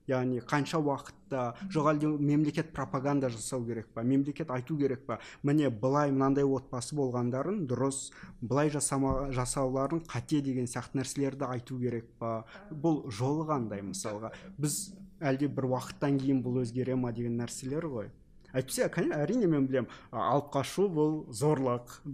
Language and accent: Kazakh; Kazakhstan; біз қазақпыз біздің ондаған туысқандарымыз бар